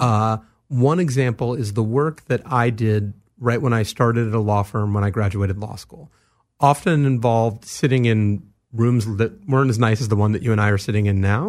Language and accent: English; Los Angeles, California, United States; I grew up here in Los Angeles, in the San Fernando Valley